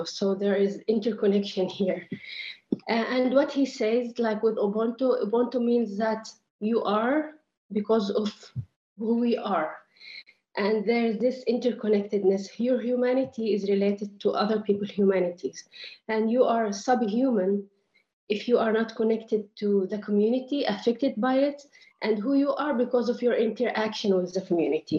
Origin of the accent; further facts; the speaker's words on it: Nazareth, Northern District, Israel; moved away as an adult; now in Vienna, Austria; I am Palestinian from Nazareth. I am in Vienna for my studies